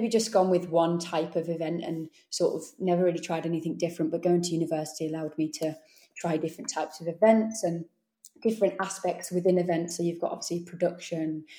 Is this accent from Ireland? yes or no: no; Warwickshire, West Midlands, United Kingdom; moved away as an adult; also born or lived in Leeds; I am from the Warwickshire area, so it was about 2.5-3 hours to go home